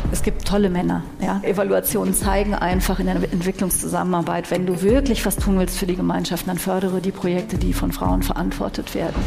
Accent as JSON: {"language": "German", "town": "Cologne", "region": "North Rhine-Westphalia", "country": "Germany", "tie": "born or raised there", "said": "ich bin in Köln geboren und aufgewachsen"}